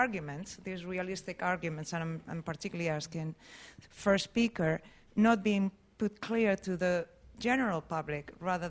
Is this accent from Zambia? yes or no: no; Spain; now in United Kingdom; I'm a scientist. I've been here since 96, but I'm originally from Spain.